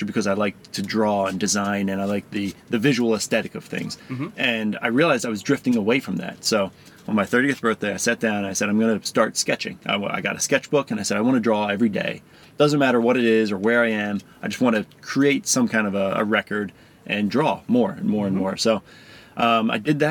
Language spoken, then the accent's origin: English; Philadelphia, Pennsylvania, United States; moved away as an adult; also born or lived in Baltimore; I grew up in suburbs of Philadelphia, went to school in Philly, and then I spent 10 years in Baltimore